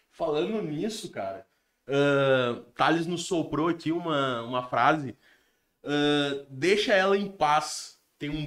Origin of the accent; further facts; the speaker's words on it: Rio Grande do Sul, Brazil; eu sou brasileiro, tá ligado? Eu sou gaúcho.